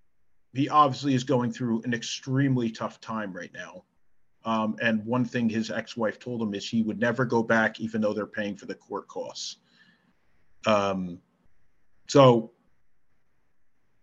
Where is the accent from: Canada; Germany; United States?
United States; East Coast of the United States; I'm from the East Coast of the United States.